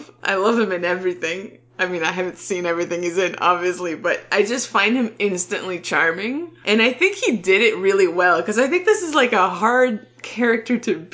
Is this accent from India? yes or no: no; Canada; as a Canadian